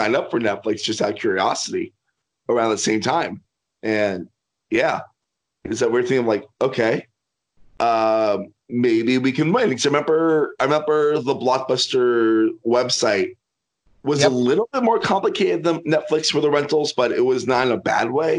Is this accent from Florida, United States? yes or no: yes; Miami, Florida, United States; I'm from Miami, and I went to college in North Florida.